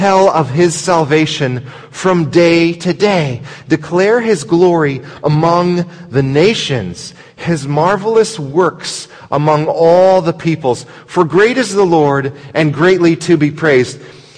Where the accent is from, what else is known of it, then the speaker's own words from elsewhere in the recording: Brazil; born there; I was born in Brazil, so I speak Portuguese and I have citizenship